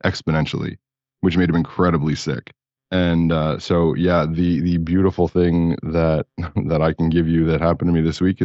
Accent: New Jersey, United States; also born or lived in California; now in Florida, United States; I grew up in Jersey near the water

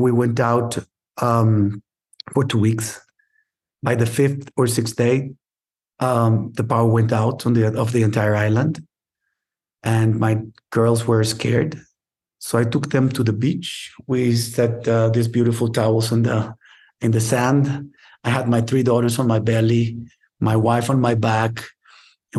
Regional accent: Monterrey, Nuevo León, Mexico; now in Mexico City, Mexico; we moved in 1980. I was 5 years old to Monterrey

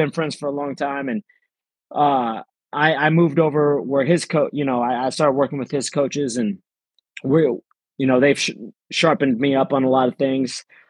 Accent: Amarillo, Texas, United States; moved away as an adult; also born or lived in Philippines; now in Florida, United States; So we got to a city called Amarillo, Texas. Okay. And, I went to elementary, middle school and high school there.

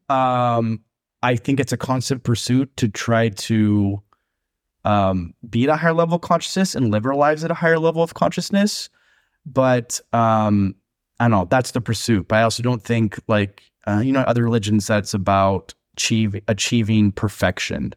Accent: Long Beach, California, United States; moved away as an adult; now in Mexico City, Mexico; I'm from Long Beach

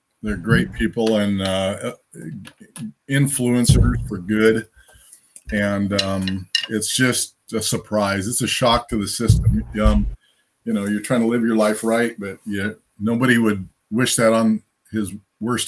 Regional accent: Fontana, California, United States; moved away as an adult; also born or lived in Santa Monica, California; now in Springfield, United States; My family moved to, Santa Monica to Fontana

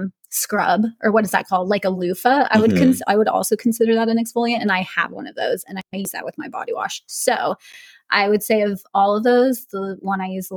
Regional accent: Indio, California, United States; moved away as an adult; now in Austin, United States; I grew up in Indio, California, which is where Coachella Fest is held. So I grew up going to Coachella Fest my entire life.

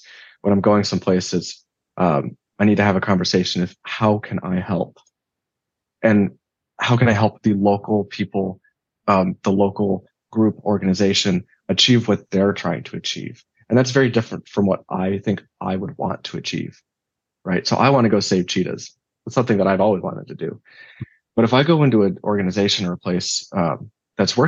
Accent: United States; in my backyard here in the U.S.

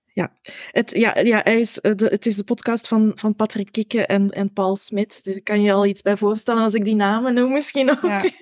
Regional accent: Flanders, Belgium; wij Vlamingen

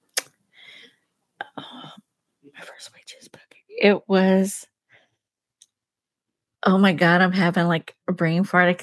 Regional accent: North Carolina, United States; I'm from North Carolina

